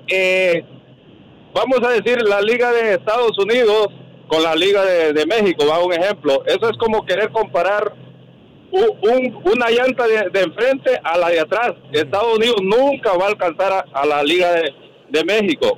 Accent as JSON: {"language": "Spanish", "country": "El Salvador", "said": "yo soy del El Salvador, yo he ido a varios estadios de El Salvador"}